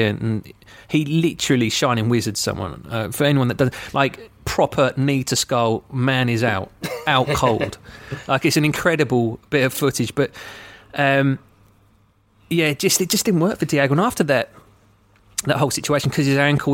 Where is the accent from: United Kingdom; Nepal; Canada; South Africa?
United Kingdom; England; growing up in England